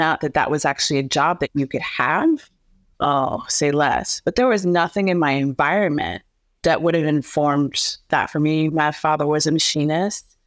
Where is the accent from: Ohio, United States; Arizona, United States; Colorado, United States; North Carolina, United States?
Ohio, United States; Canton; moved away; also born or lived in Houston / Chicago; I was raised in Canton, Ohio, which is a small little mill town in Ohio in the middle of the Midwest.